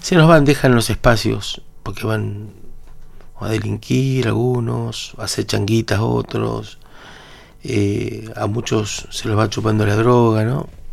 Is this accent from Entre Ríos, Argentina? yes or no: no; Buenos Aires, Argentina; born or raised there; also born or lived in Paraguay